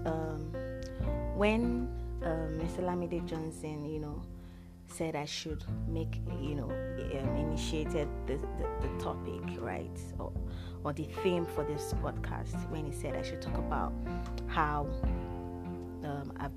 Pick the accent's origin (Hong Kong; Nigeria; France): Nigeria; I am the only Nigerian in the fellowship program